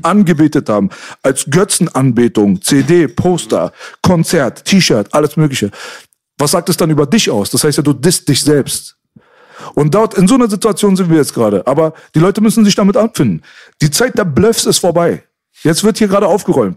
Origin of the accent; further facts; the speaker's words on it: Berlin, Germany; uns Berlinern